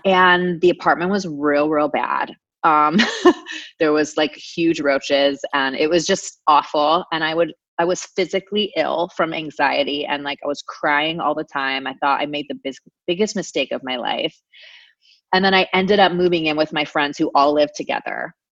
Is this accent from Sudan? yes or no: no; Anaheim, California, United States; I grew up in Orange County, California, okay. um, which is about an hour south of LA, in Anaheim specifically